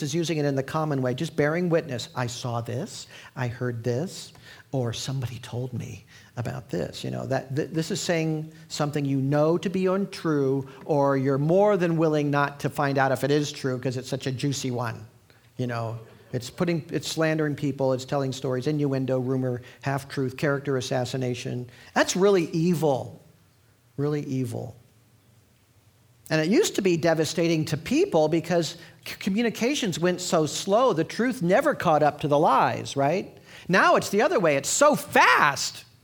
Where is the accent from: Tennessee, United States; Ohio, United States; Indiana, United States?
Indiana, United States; my home state of Indiana